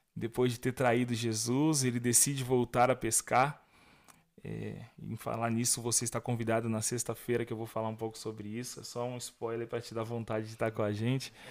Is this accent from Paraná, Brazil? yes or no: yes; Curitiba, Paraná, Brazil; eu sou de Curitiba, da Igreja Batista de Bom Retiro, em Curitiba